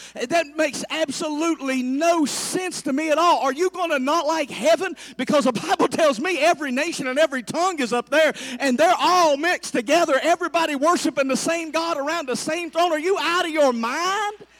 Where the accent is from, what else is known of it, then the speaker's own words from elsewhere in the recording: the South, United States; I'm from the South